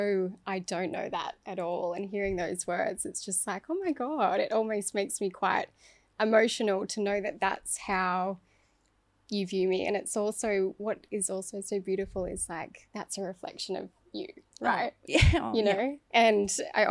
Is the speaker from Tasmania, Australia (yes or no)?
no; Dubbo, New South Wales, Australia; grew up in an environment that was very, you know, small town syndrome